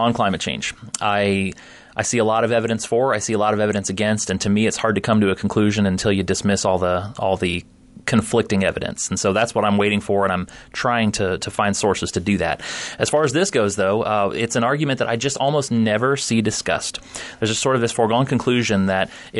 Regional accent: Florida, United States; now in Iowa, United States; I grew up in Florida, so we lived with it already

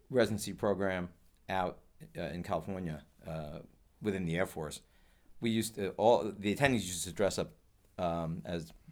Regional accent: Ireland; um, I'm Irish. We love Halloween.

